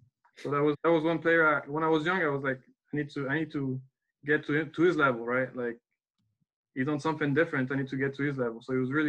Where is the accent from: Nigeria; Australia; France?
France; Paris, Île-de-France; also born or lived in Oklahoma, United States; I was born and raised in Paris